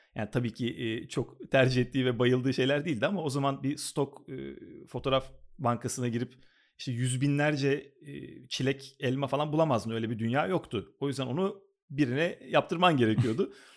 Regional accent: Istanbul, Turkey; moved away as an adult; now in Los Angeles, United States; bütün çocukluğumu, işte öğrencilik hayatımı, liseyi falan hep oralarda geçirdim. Kadıköy'de geçirdim

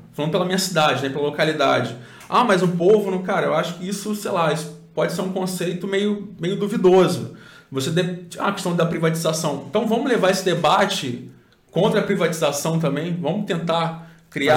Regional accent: Cabo Frio, Rio de Janeiro, Brazil; Eu sou de Cabo Frio também

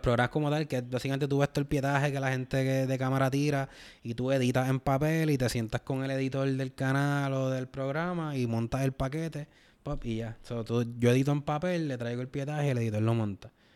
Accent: Puerto Rico; nosotros como puertorriqueños

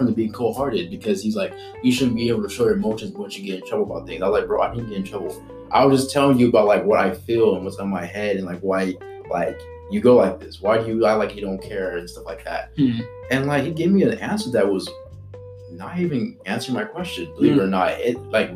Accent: Fontana, California, United States; also born or lived in Antelope Valley, California; I grew up in Fontana

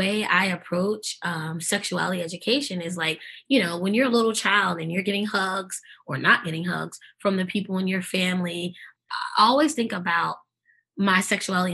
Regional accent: New York City, New York, United States; accent: Brooklyn; moved away; also born or lived in Eastern North Carolina; I'm always going to keep my Brooklyn roots. And if you make me angry enough, you will hear the Brooklyn accent.

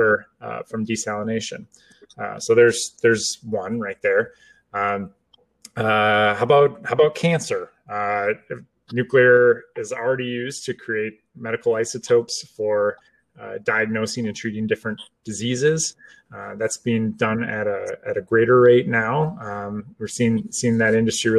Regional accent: United States; I'm American

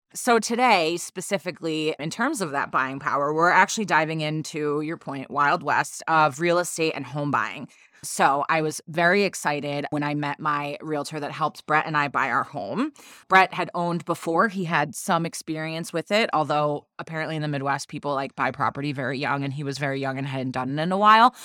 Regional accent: Dominican Republic; I'm from the Dominican Republic

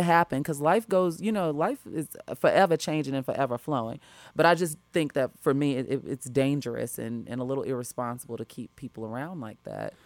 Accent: Chicago, Illinois, United States; moved away as an adult; now in Los Angeles, United States; I was raised growing up in Chicago school district

